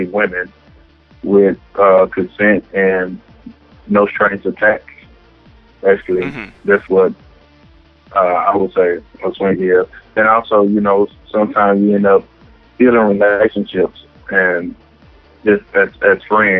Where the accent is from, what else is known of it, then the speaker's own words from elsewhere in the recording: Dallas, Texas, United States; also born or lived in Jonesboro, Arkansas; I was the average kid growing up in Oak Cliff.